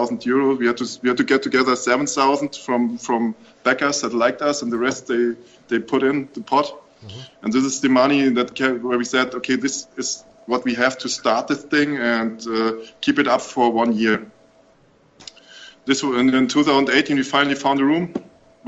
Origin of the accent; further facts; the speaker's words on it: Offenbach am Main, Hesse, Germany; English is a second language; In 2014, we finally settled down in Offenbach, where the DRP is now located. It's my hometown